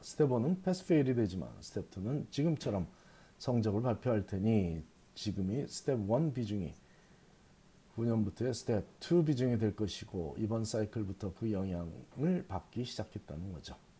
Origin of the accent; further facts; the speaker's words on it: South Korea; born or raised there; now in United States